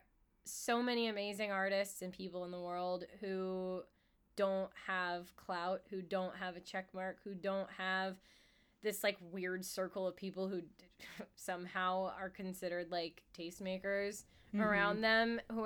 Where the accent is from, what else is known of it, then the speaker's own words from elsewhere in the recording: United States; I am American